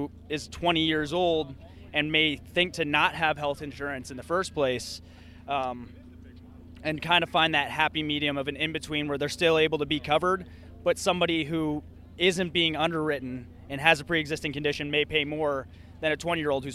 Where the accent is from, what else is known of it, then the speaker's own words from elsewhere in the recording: Reading, Pennsylvania, United States; From Reading, Pennsylvania